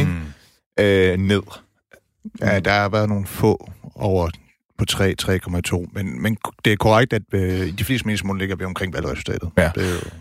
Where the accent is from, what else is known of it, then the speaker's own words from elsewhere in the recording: Struer, Central Denmark Region, Denmark; accent: Jutlandic; moved away; also born or lived in Herning; jeg vil nærmest sige Herning, det er det så egentlig ikke, det er Struer.